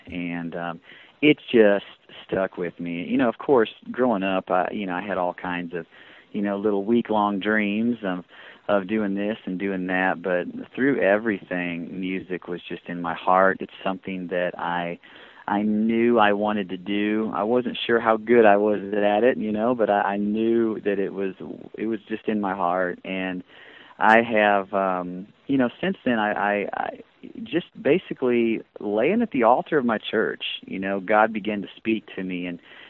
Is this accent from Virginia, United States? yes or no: no; St. Louis, Missouri, United States; moved away as an adult; now in Dallas, United States; Originally from St. Louis, Missouri